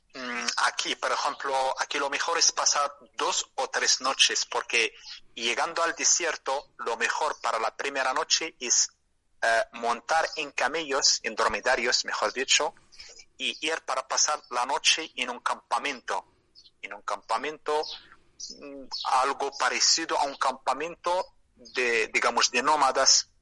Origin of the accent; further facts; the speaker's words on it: Merzouga, Drâa-Tafilalet, Morocco; Spanish is a second language; mi pueblo se llama Mersuga